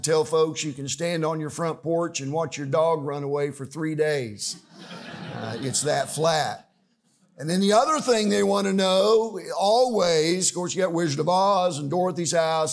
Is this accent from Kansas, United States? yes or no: yes; Liberal, Kansas, United States; we're from Kansas